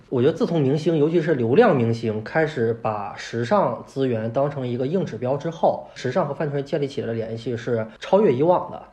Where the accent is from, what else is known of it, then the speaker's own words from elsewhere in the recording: China; 我们中国